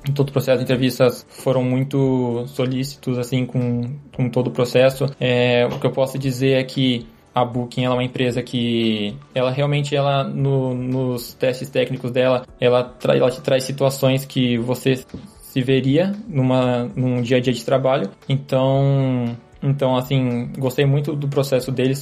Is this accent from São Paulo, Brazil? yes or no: yes; Bauru, São Paulo, Brazil; moved away as an adult; now in Manchester, United Kingdom; eu sou nascido e, nascido e criado na, na cidade de Bauru, no interior de São Paulo